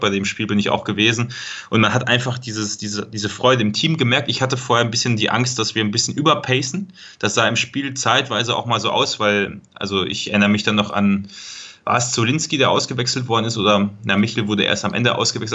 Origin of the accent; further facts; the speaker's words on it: Paderborn, North Rhine-Westphalia, Germany; moved away as an adult; also born or lived in eastern Germany / southern Germany; gebürtiger Paderborner, mittlerweile ja, arbeiten in, im Osten Deutschlands und studieren im Süden Deutschlands.